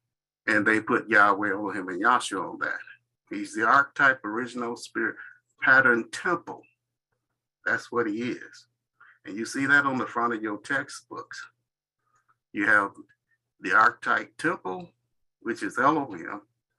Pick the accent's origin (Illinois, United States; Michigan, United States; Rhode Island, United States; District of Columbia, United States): Michigan, United States; Muskegon; I'm from Muskegon.